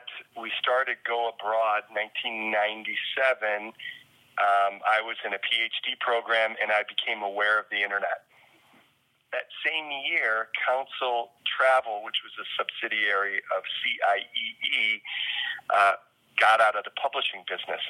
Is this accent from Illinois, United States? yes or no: yes; rural Illinois, United States; moved away; also born or lived in South Dakota; I was born in South Dakota and grew up in a small farming town in rural Illinois